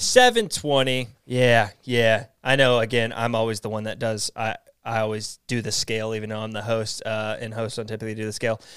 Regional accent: East Texas, United States; I grew up in Texas and we're right next to, I grew up in the part that's, like, right next to Louisiana, too

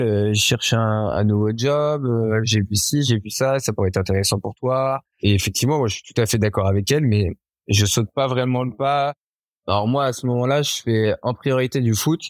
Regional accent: Issoudun, Centre-Val de Loire, France; also born or lived in Esperança, Brazil; j'ai passé euh, toute mon enfance et mon adolescence dans une ville qui s'appelle Issoudun, en région centre

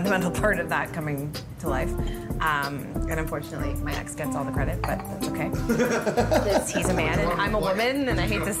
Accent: Chile; I'm Chilena.

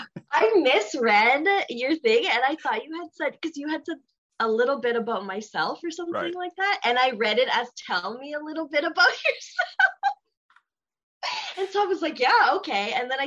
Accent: Grande Prairie, Alberta, Canada; first language Spanish; English is a second language; I'm from like literal like rural Alberta.

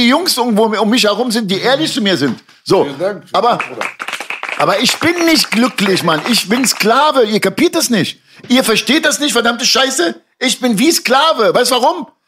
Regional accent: Germany; also born or lived in Lebanon; in mein eigenes Land bin ich nicht groß geworden. Ich bin in Deutschland groß geworden.

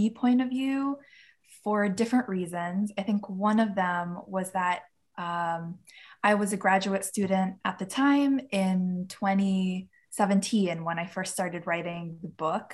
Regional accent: New York City, New York, United States; Queens, New York, which is actually my hometown

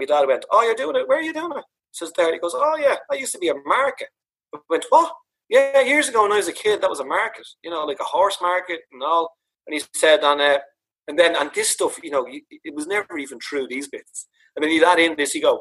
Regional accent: Dublin, Leinster, Ireland; me growing up in Dublin.

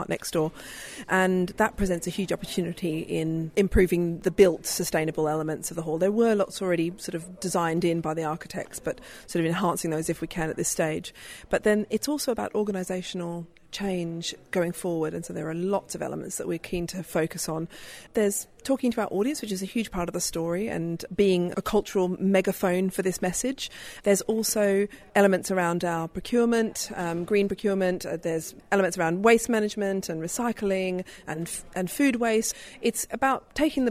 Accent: Australia; moved away; I'm an Australian

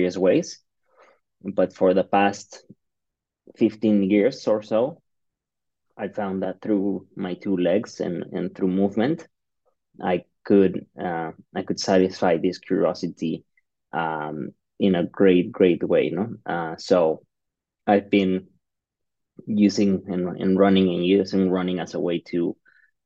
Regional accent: Mexico City, Mexico; I'm from Mexico City

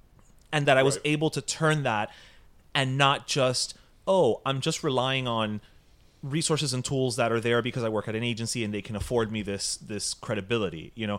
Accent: New York, United States; Like, as we always say, we're Tucumamiedos from Westchester.

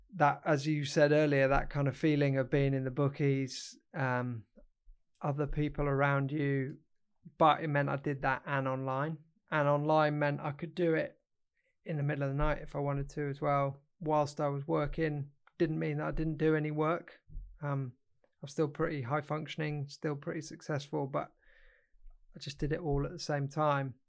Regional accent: Derbyshire, East Midlands, United Kingdom; also born or lived in Kenya / Northamptonshire; then we came back to the U K. Um, lived in Derbyshire, um, for a number of years, and then I went off to boarding school when I was thirteen

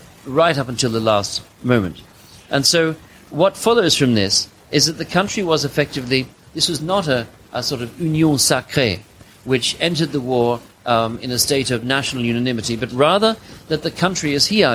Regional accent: Australia; I'm from Australia, too.

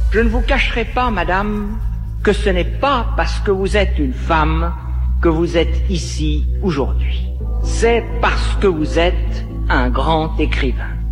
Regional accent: Lille metropolitan area, Hauts-de-France, France; j'ai grandi dans le nord de la France, en métropole lilloise, vraiment 20 km euh, de l'île, à la frontière belge

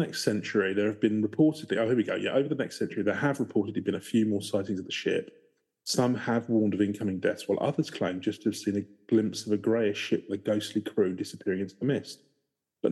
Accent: England, United Kingdom; I'm English

